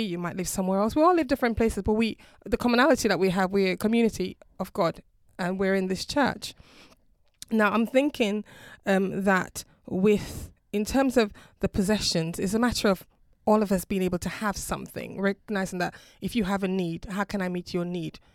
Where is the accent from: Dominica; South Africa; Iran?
Dominica; now in United Kingdom; I'm originally from the Caribbean, a small island called Dominica